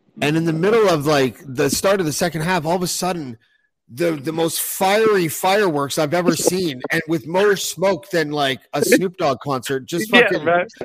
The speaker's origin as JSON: {"language": "English", "town": "Toronto", "region": "Ontario", "country": "Canada", "said": "Because we're from Toronto"}